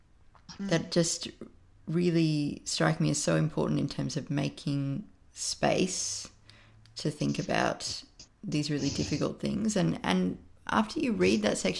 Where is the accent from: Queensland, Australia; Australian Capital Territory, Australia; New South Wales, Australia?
Australian Capital Territory, Australia; Canberra; moved away as an adult; I was born in Canberra. I lived there until I was 27.